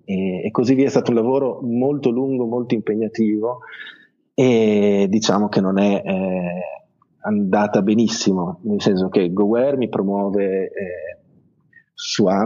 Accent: Italy; born there; io non sono veramente un madrelingua inglese, mio padre è inglese ma io sono nato in Italia, leggo tranquillamente in inglese, ma scrivere è, è un'altra cosa.

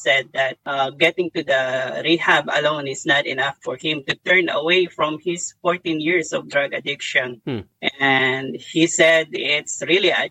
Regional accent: Philippines; I came from the Philippines, so it's not really a challenge for me to adjust to the tropical environment

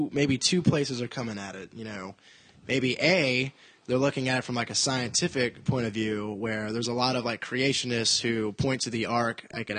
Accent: United States; as an American with my own biases

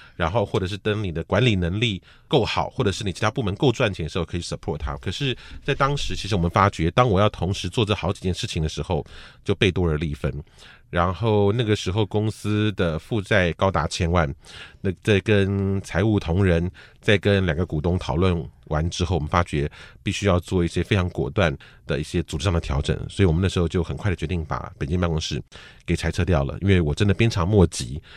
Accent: Taiwan; 我小时候的那个台湾

